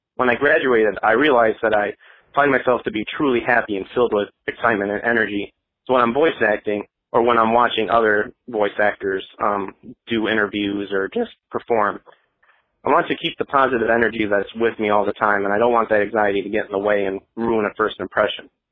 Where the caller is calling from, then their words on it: Nashville, Tennessee, United States; I'm calling from Nashville, Tennessee